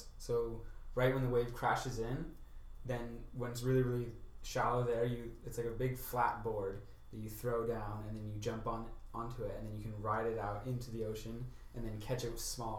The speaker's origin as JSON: {"language": "English", "town": "Long Beach", "region": "California", "country": "United States", "said": "I'm from Long Beach"}